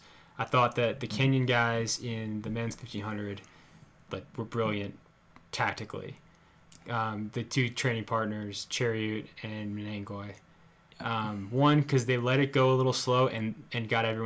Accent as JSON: {"language": "English", "country": "United States", "said": "I'm an American patriot."}